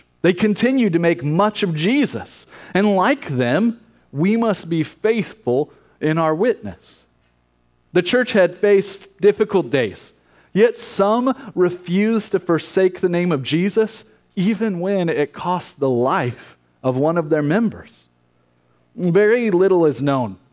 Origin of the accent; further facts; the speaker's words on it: United States; as American Christians